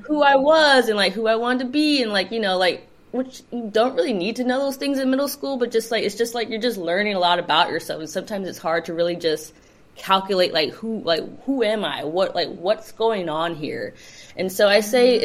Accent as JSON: {"language": "English", "town": "Los Angeles", "region": "California", "country": "United States", "tie": "born or raised there", "said": "I grew up in the South Bay, which is like Torrance Redondo Beach area"}